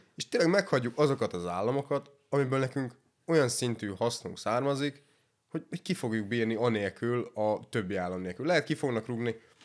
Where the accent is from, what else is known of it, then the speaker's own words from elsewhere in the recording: Sopron, Győr-Moson-Sopron, Hungary; mi soproniak vagyunk